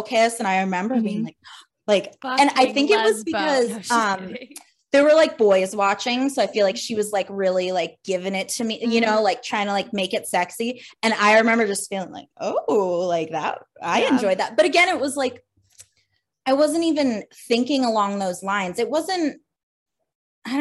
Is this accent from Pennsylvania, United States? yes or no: yes; Pennsylvania, United States; now in Providence, United States; I'm from Pennsylvania, and I'm currently in Providence, Rhode Island.